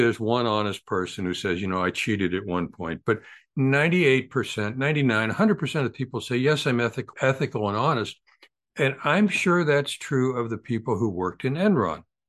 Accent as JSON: {"language": "English", "country": "United States", "said": "I'm an American"}